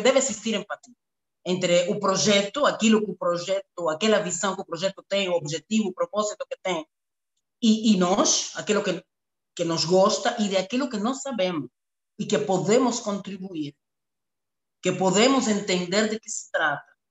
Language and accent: Portuguese; Cuba; Portuguese is a second language; moved away as an adult; also born or lived in Angola; now in Luanda, Angola; nasci e me criei em Cuba